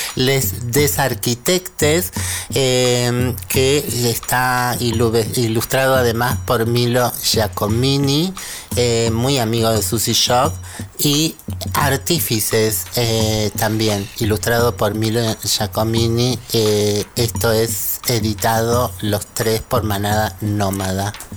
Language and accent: Spanish; Córdoba, Argentina; moved away; yo soy cordobesa